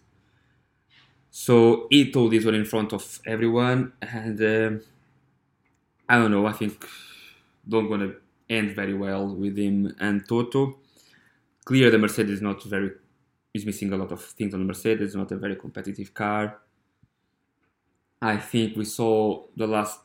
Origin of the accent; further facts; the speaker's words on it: Coimbra, Centro, Portugal; I'm from Coimbra, I'm from Portugal